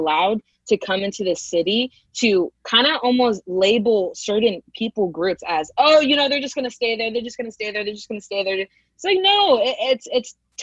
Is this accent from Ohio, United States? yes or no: no; Modesto, California, United States; also born or lived in San Francisco Bay Area, California / Fort Worth, Texas; I was born in the Bay, but I migrated here in my middle school. And I feel like once you go to middle school and high school somewhere, you're pretty much from there